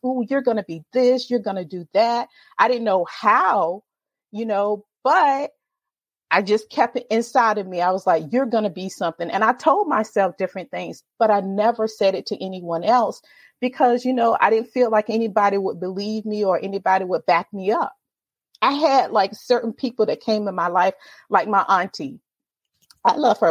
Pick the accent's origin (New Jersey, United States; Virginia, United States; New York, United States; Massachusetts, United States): Virginia, United States; Virginia Beach; Born and raised in Virginia Beach, Virginia. I've been here all my life